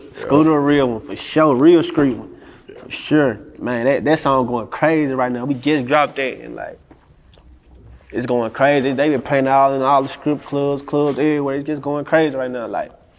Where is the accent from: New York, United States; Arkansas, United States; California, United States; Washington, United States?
Arkansas, United States; Helena; From where I'm from, Helena.